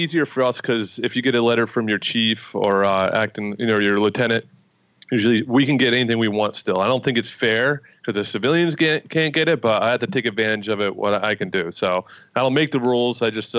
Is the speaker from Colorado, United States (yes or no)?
no; New York, United States; moved away as an adult; also born or lived in South Carolina; now in Connecticut, United States; I grew up in New York.